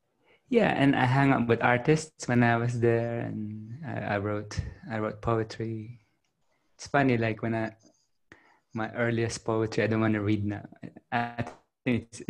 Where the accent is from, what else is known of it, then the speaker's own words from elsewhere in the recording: Philippines; now in Australia; I grew up in the Philippines